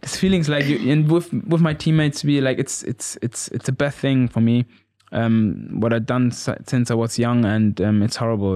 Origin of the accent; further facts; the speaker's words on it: Gütersloh, North Rhine-Westphalia, Germany; English is a second language; moved away as an adult; also born or lived in Cuba; now in Norwich, United Kingdom; I'm from Gütersloh.